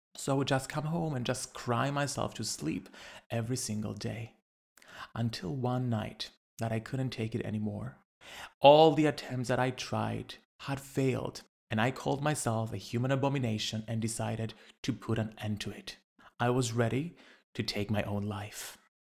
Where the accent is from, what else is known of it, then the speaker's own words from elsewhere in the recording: Cyprus; Growing up in Cyprus, a little island in the Mediterranean